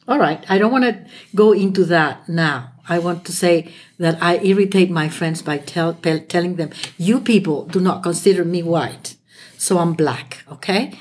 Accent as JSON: {"language": "English", "country": "Chile", "first_language": "Spanish", "second_language": "English", "moved": "as an adult", "lives_now": "United States", "said": "I'm from Chile. My first language is Spanish, and I'm a French teacher"}